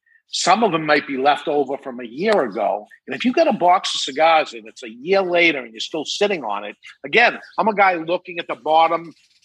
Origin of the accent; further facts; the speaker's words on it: Massachusetts, United States; because I came from Massachusetts before in a different state and moved up here.